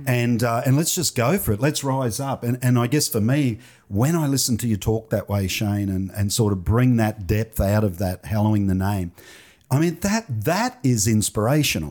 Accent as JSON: {"language": "English", "town": "Toowoomba", "region": "Queensland", "country": "Australia", "tie": "born or raised there", "said": "came back to Toowoomba"}